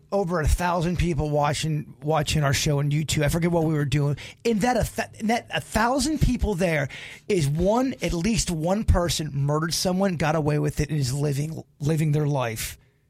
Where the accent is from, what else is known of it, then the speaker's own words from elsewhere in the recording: Lake Park, United States; moved away; I grew up back in Lake Park